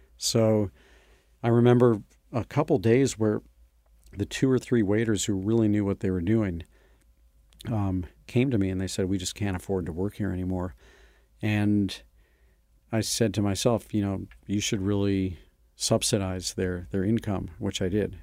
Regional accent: St. Louis, Missouri, United States; moved away; a tour company based in my hometown of Saint Louis

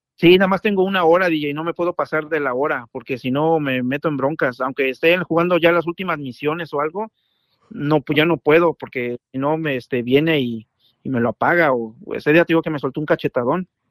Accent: Mexico City, Mexico; soy de la Ciudad de México.

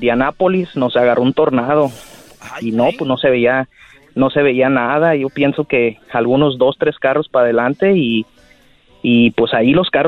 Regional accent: Zamora, Michoacán, Mexico; De Zamora, Michoacán.

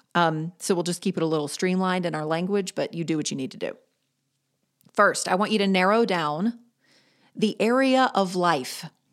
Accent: Greensboro, North Carolina, United States; Greensboro, my hometown

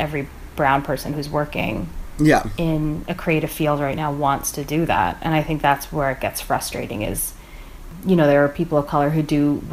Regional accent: Canada; I was born in Canada

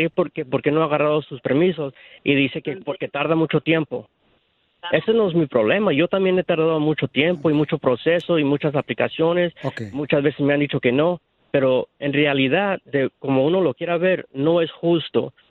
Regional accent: Mexico; Yo soy mexicano, 100%.

